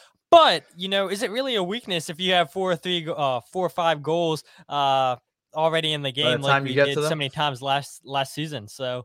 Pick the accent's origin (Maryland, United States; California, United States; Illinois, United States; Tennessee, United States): Maryland, United States; Well, I'm not even from Philadelphia. I'm … from Maryland.